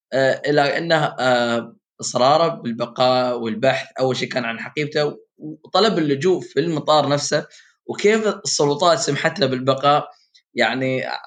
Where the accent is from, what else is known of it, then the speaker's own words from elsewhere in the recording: United Arab Emirates; عندنا في الامارات